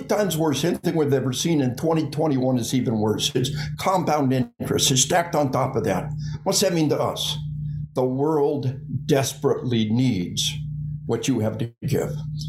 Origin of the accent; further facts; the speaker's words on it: Arkansas, United States; We are from Arkansas.